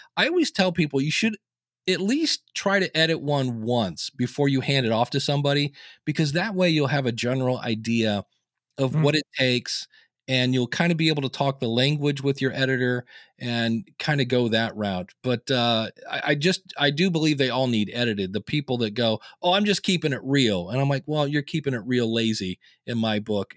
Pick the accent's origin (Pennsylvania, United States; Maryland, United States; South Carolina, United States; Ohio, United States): Ohio, United States; Akron; I was born in Akron, Ohio